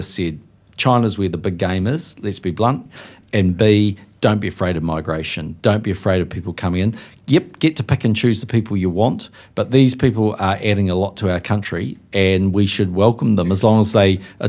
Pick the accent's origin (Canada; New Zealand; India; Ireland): New Zealand; As a New Zealander